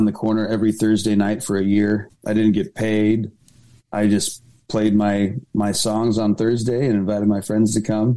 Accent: Orange County, California, United States; we're from Orange County.

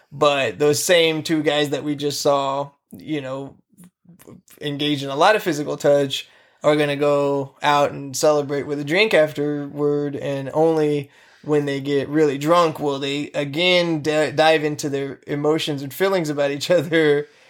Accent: United States; I'm an American male

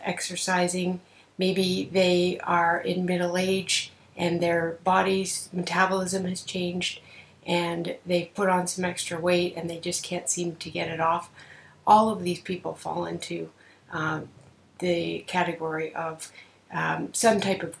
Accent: Canada; I'm a Canadian psychotherapist

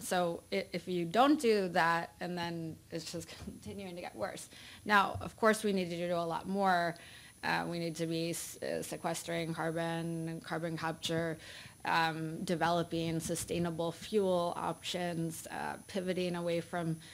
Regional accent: Iowa, United States; I grew up in Iowa

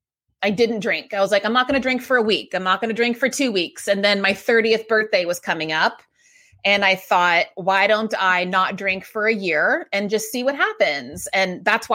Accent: Texas, United States; moved away as an adult; now in New York City, United States; I moved to New York City. I grew up in Texas

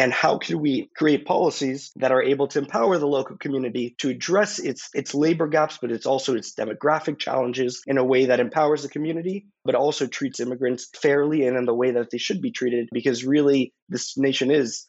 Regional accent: Boca Raton, Florida, United States; I'm from Boca Raton, Florida.

